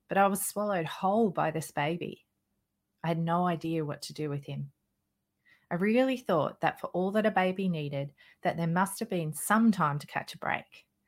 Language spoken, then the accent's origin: English; Australia; I'm an Australian mother of three children. I live in a small outback town